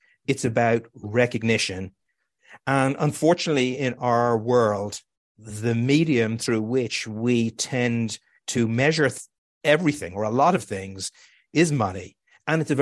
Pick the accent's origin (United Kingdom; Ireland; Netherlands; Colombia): Ireland; now in New York, United States; I know I felt it growing up in Ireland